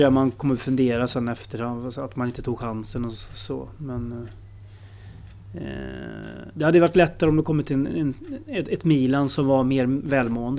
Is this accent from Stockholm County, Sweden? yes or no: yes; Stockholm, Stockholm County, Sweden; när jag föddes i Stockholm